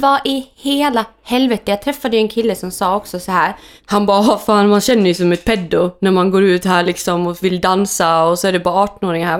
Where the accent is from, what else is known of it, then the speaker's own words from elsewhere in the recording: Germany; now in Sweden; där jag kommer från i Tyskland, de äldre är de viktiga i familjen.